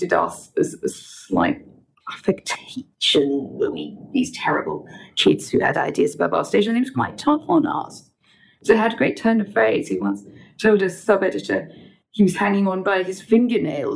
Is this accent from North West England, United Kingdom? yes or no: no; northwest Durham, North East England, United Kingdom; moved away as an adult; now in London, United Kingdom; I grew up in northwest Durham, about 12 miles outside Durham, so rural, former mining community.